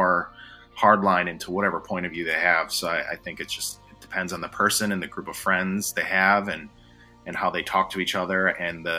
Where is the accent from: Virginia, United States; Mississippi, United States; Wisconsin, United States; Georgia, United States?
Wisconsin, United States; Milwaukee; also born or lived in Guatemala; now in Charlotte, United States; growing up in Milwaukee